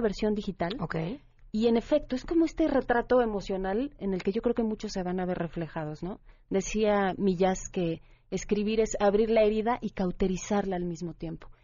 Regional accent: Mexico; como mexicanos

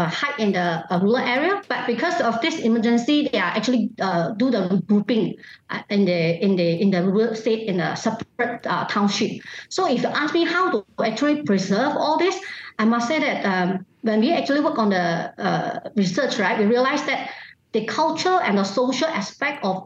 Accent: Malaysia; in my hometown, most of us realize that our hometown is actually quite harmony.

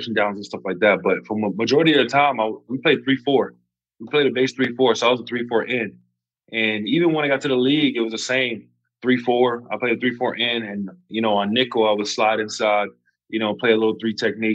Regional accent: Hawaii, United States; moved away as an adult; also born or lived in Oregon; my whole life I grew up in Hawaii

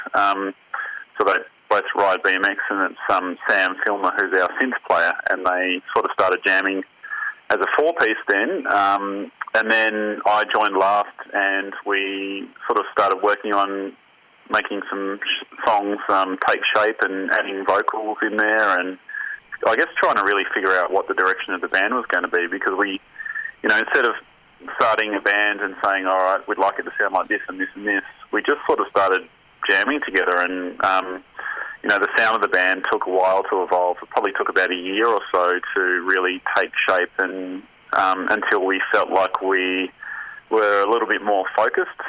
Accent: Tasmania, Australia; four of us growing up in Tassie

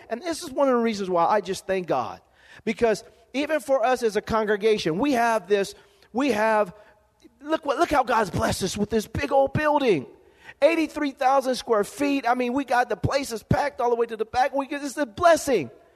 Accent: Lompoc, California, United States; growing up in Lompoc, California, living in a be- one bedroom home

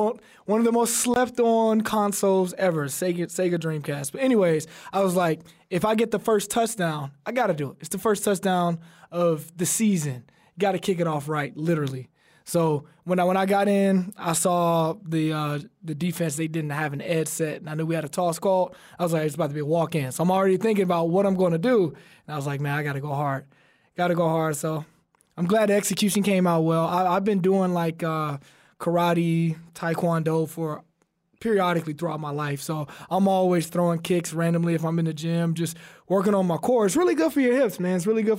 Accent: Alabama, United States; You know, and he's another Alabama guy. We're both from Alabama, so I got to tip my hat to him.

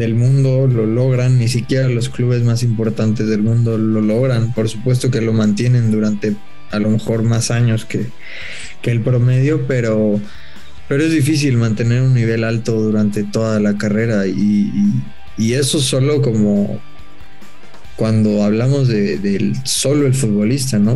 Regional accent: Mexico; futbolistas mexicanos

